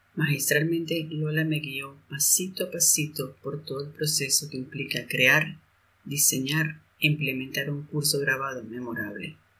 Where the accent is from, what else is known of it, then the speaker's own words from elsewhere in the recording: Mexico; moved away as an adult; also born or lived in Germany / Zurich, Switzerland; now in Switzerland; Y vivo actualmente cerca de Zurich, pero soy mexicana, eh, expatriada ya desde varios años en el mundo germano germanoparlante